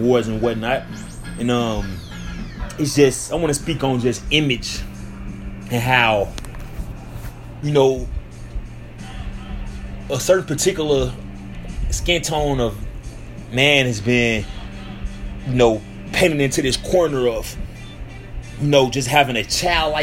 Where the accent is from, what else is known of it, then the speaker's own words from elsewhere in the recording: St. Louis, Missouri, United States; moved away; my hometown in St. Louis